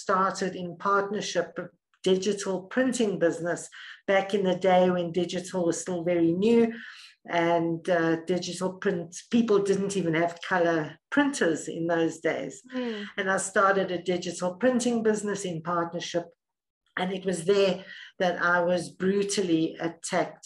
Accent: South Africa; also born or lived in Middle East; So I'm South African, born and bred in South Africa, lived here most of my life.

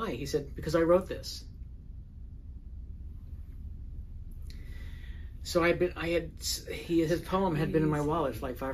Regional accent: New York City, New York, United States; moved away as an adult; now in Los Angeles, United States; I grew up in the Bronx and as a gay kid in the Bronx

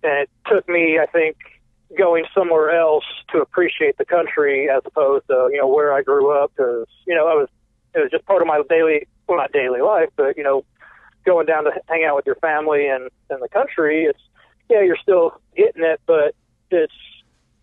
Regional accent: Indianapolis, Indiana, United States; moved away; also born or lived in Brown County, Indiana / Willits, California; growing up as a kid, growing up in Indianapolis

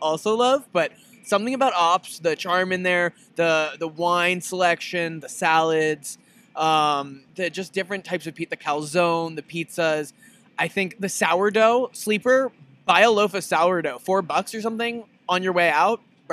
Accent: New York City, New York, United States; I grew up on the Upper West Side

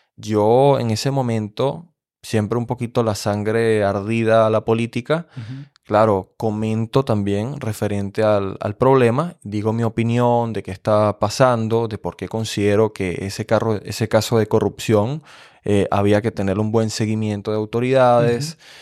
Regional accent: Venezuela; moved away as an adult; now in Germany; en mi país, que es un país político, hay que describir Venezuela como un país político

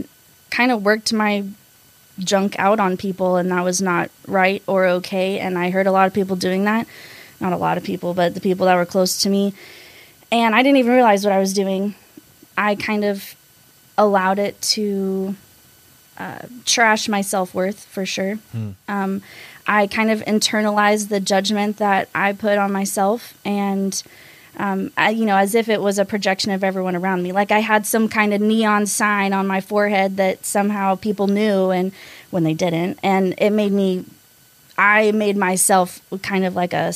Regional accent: North Carolina, United States; moved away as an adult; also born or lived in Arkansas / College Station, Texas; now in Texas, United States; I'm originally from Arkansas, but then when I was 8, I moved to North Carolina and lived there for 10 years. So I say I'm from North Carolina because I've lived there the longest

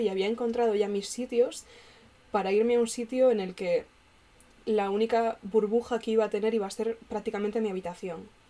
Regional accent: Galicia, Spain; moved away as an adult; now in Madrid, Spain; cuando vuelvo a Galicia

